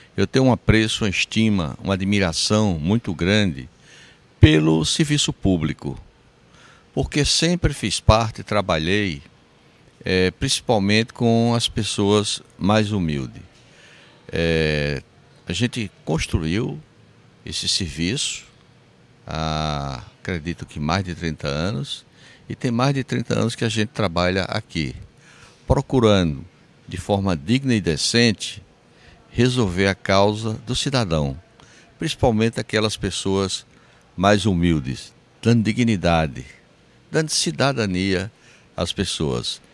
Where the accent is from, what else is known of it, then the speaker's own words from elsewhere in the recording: Sousa, Paraíba, Brazil; sou de Souza, nasci em Souza